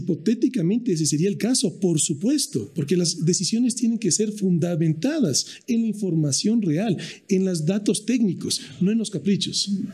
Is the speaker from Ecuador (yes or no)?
yes; Ecuador